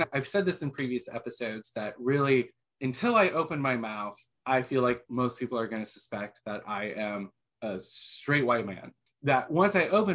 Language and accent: English; Midwest, United States; I'm white and I grew up in the Midwest